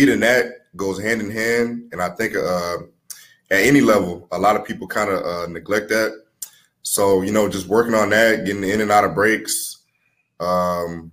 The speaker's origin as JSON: {"language": "English", "town": "Houston", "region": "Texas", "country": "United States", "tie": "born or raised there", "also_born_or_lived": "New Orleans, Louisiana", "said": "my hometown is Houston. So me being from Houston"}